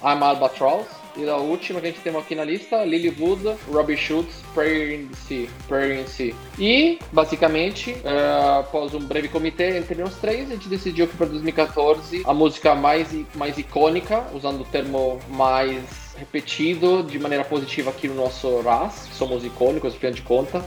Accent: Italy; now in Brazil; na Itália, de onde eu vi, de onde eu venho

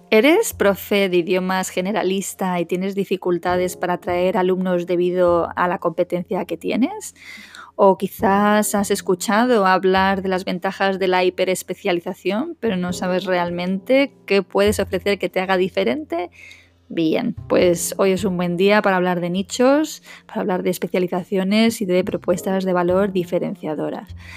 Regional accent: Madrid, Community of Madrid, Spain; moved away as an adult; now in Málaga, Spain; dejar atrás la abogacía en Madrid, que es donde yo me crié, aunque soy malagueña de nacimiento

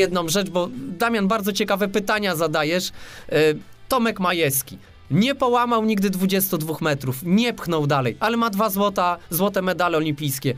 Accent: Łódź, Łódź Voivodeship, Poland; jestem z Łodzi

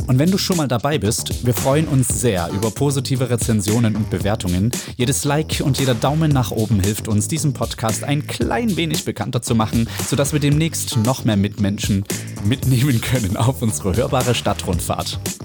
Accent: Plauen, Saxony, Germany; now in Leipzig, Germany; Ich komme aus Plauen

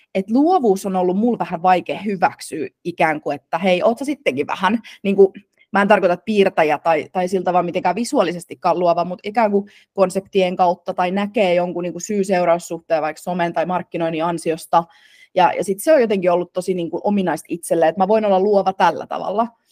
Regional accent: Turku, Southwest Finland, Finland; äiti oli töissä äh, hotelliketjussa Turussa, äh, mistä mä oon taas kotoisin

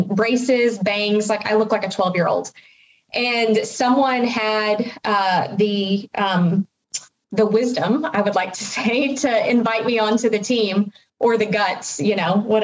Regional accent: Fort Worth, Texas, United States; also born or lived in Arkansas; I'm originally from Fort Worth, but went to college in Arkansas

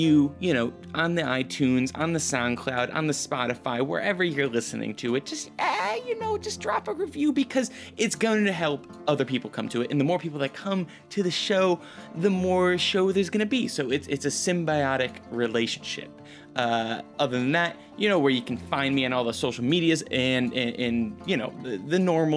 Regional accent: rural Connecticut, United States; moved away; I live in really, really rural Connecticut

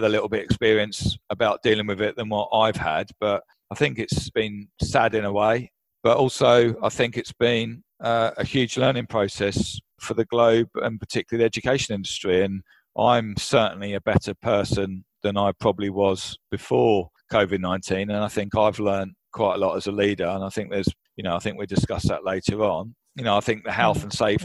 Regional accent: Brighton, South East England, United Kingdom; moved away as an adult; now in Kuala Lumpur, Malaysia; I was originally from Brighton in the UK

